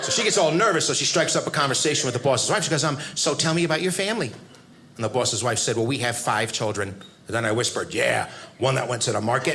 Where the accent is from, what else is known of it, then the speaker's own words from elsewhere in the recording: United States; I'm an American.